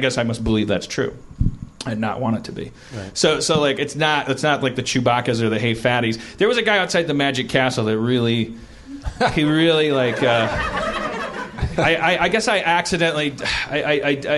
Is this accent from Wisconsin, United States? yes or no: yes; Wisconsin, United States; moved away; I'm from Wisconsin